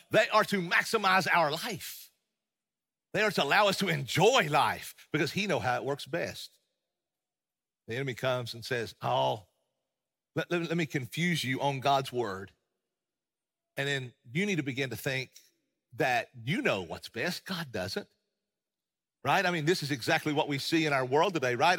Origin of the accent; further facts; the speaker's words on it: East Tennessee, United States; accent: East Tennessee; I hail from the Appalachian Mountains of East Tennessee, as most of you know, and, and, and I love being from there